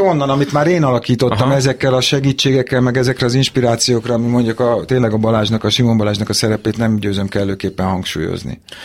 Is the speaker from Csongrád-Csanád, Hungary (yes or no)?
no; Budapest, Hungary; ott születtem az ülőjúton, az István kórházban születtem, és az ülőjúton laktunk